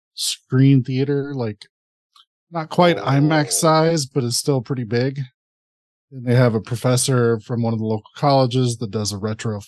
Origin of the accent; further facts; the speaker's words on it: Peoria, Illinois, United States; I'm from Peoria, Illinois, which is famously the hometown of Richard Pryor.